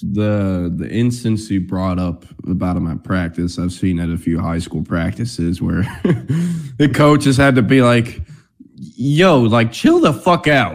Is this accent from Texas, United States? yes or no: yes; Austin, Texas, United States; moved away as an adult; now in Dallas, United States; I'm from Austin. The part of Austin I'm from is only about an hour 15 from San Antonio.